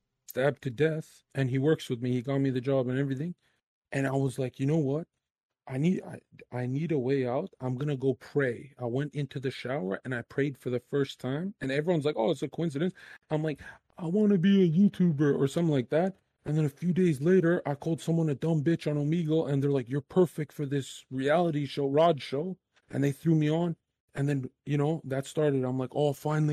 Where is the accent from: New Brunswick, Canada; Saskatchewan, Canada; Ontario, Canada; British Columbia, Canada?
British Columbia, Canada; Surrey; I'm from Surrey.